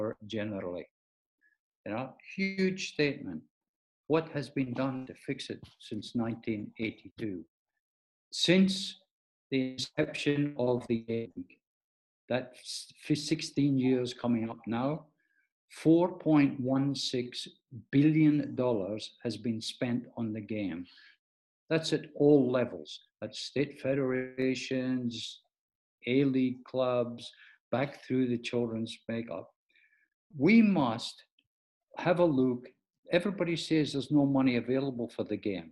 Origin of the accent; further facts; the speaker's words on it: Scotland, United Kingdom; now in Australia; being a Scottish Virgo